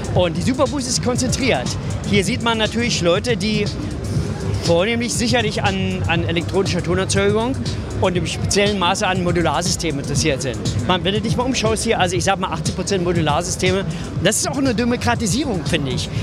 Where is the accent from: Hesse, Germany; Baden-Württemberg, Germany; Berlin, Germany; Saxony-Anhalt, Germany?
Berlin, Germany; ich bin Berliner